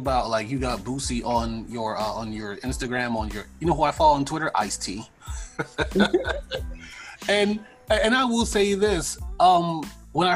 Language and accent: English; New York, United States; I'm from New York.